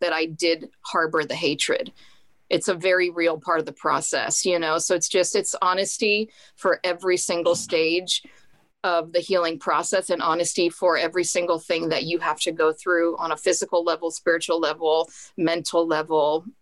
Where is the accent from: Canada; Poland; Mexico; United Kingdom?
Mexico; I'm from Mexico